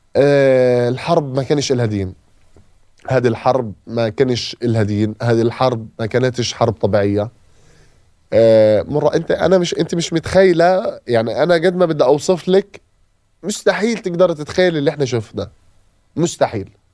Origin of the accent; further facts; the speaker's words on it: Gaza, Gaza Strip, Palestine; moved away as an adult; اي طفل من عندنا من غزه